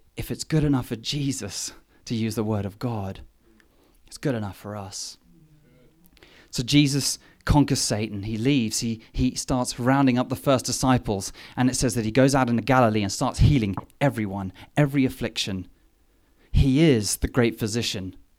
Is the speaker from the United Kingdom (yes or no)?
yes; England, United Kingdom; moved away; me being English